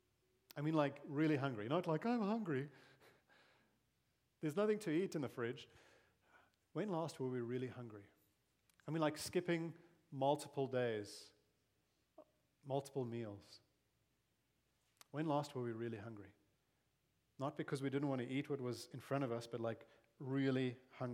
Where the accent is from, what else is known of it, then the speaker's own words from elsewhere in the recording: South Africa; moved away as an adult; also born or lived in Zambia / Malawi / Mozambique; now in Grimes, United States; I grew up in South Africa, grew up under apartheid, and really was amongst the privileged because of my race.